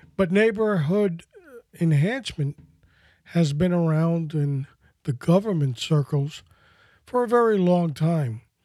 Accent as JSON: {"language": "English", "town": "New York City", "region": "New York", "country": "United States", "tie": "born or raised there", "said": "growing up in New York City as a kid"}